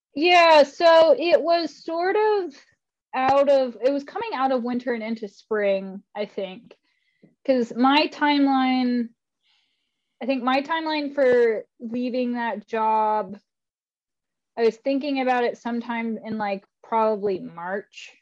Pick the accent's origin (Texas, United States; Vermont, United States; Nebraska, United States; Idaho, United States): Idaho, United States; Spirit Lake; I'm originally from Idaho